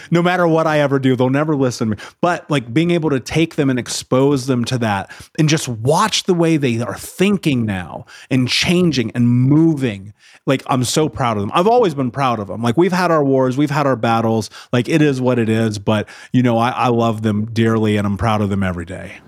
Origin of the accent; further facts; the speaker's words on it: Indianapolis, Indiana, United States; I grew up in Indianapolis